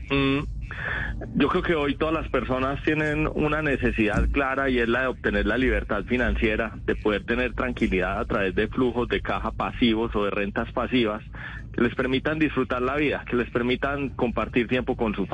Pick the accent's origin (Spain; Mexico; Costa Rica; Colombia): Colombia; Paisa region, Antioquia; accent: paisa; se me nota que soy paisa y, vivo enamorado de esta región.